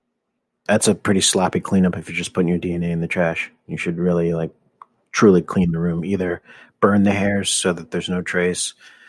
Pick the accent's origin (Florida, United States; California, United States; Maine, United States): California, United States; Los Angeles; Yeah, I grew up here in Los Feliz. Went to high school here, college, at the community college. Haven't really left.